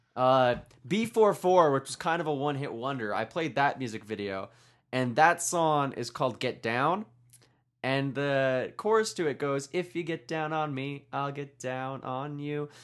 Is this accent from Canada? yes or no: yes; Canada; I'm Canadian